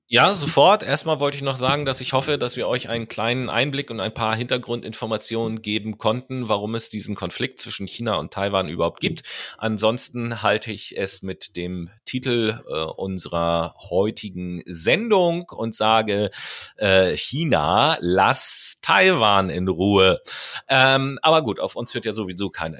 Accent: Germany; Hier bei uns in Deutschland

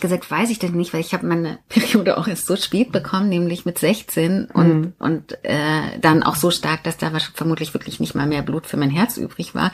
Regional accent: Riesa, Saxony, Germany; Riesa, meine Geburtsstadt, Stahlstadt, Stadt an der Elbe

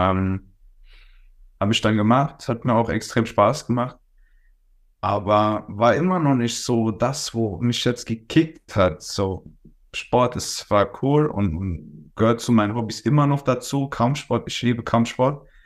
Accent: Worms, Rhineland-Palatinate, Germany; born there; also ich bin äh, geboren in Worms, wohne in äh, Osthuppen.

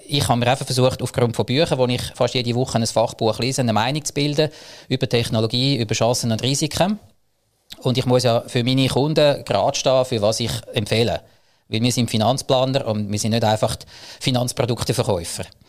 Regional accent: Zug, Switzerland; Ich komme aus dem Crypto Valley Zug

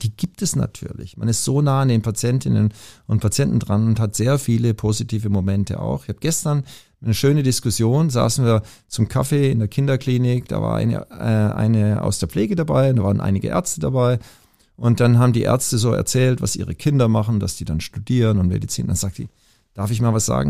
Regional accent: Pforzheim, Baden-Württemberg, Germany; moved away as an adult; also born or lived in Langenfeld / Tübingen; now in Hamburg, Germany; ich bin in Pforzheim aufgewachsen

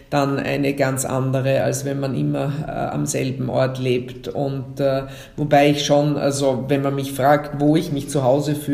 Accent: Innsbruck, Tyrol, Austria; born there; also born or lived in Tokyo, Japan / Vienna, Austria; Und nachdem meine Großeltern damals in Tirol gelebt haben, bin ich in Innsbruck geboren, aber ohne dass ich Tiroler Blut in mir trage.

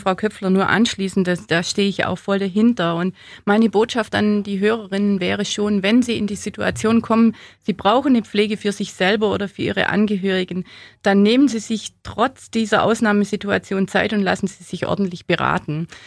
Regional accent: Allgäu, Bavaria, Germany; im Allgäu, da wo ich her bin, da hat man den Hof nicht hergeben

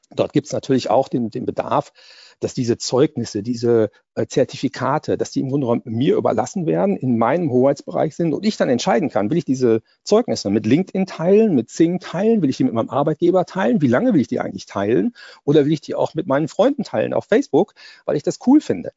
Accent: Germany; als Europäer und als Deutsche

